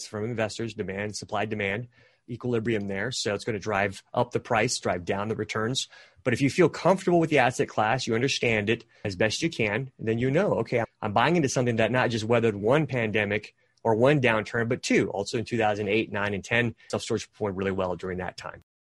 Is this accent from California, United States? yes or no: yes; California, United States; moved away; I'm actually originally from California